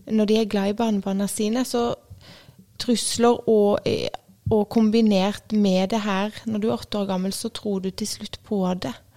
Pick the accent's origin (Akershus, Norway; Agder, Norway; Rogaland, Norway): Agder, Norway; Grimstad; also born or lived in Tromøya; Jeg er eh, fra Grimstad. Jeg eh, ble født på Tromøya, men jeg har bodd i Grimstad fra jeg var ett og et halvt år.